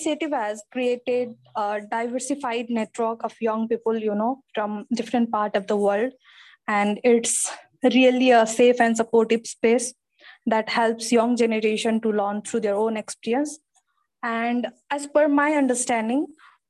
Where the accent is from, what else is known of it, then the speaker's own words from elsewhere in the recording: Nepal; from Nepal